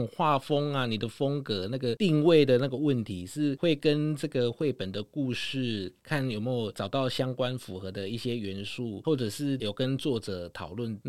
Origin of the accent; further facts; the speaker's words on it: Tainan, Taiwan; 因为我们都知道凤凰木就是我们台南市的市树的代表。